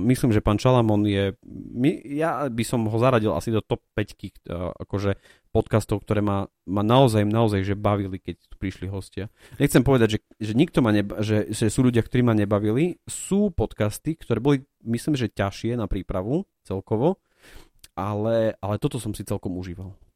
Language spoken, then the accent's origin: Slovak; Prešov, Prešov Region, Slovakia; tá téma jedla u nás v Prešove veľmi silno rezonuje